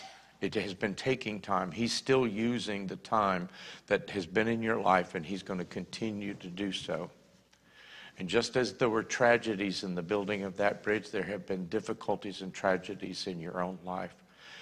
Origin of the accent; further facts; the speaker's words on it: Northeast, United States; I was raised in the Northeast much of my childhood, even though I was military and moved all over the country.